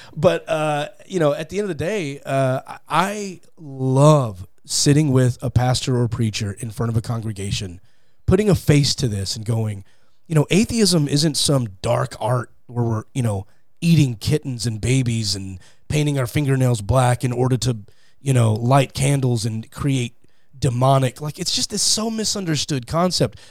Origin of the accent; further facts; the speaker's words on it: Fort Worth, Texas, United States; moved away as an adult; now in Los Angeles, United States; I grew up in, uh, Fort Worth, Texas.